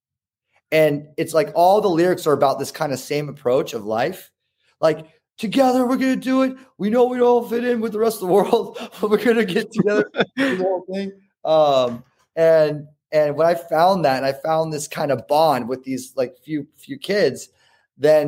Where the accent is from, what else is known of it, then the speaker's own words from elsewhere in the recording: Newport Beach, California, United States; I grew up in Newport Beach